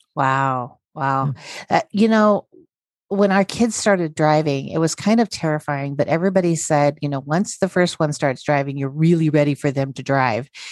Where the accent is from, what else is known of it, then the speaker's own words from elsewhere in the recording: North Idaho, United States; also born or lived in South Korea; am from um, North Idaho. I was born okay. in Korea and then adopted. Um, mm-hmm. and I ended up in North Idaho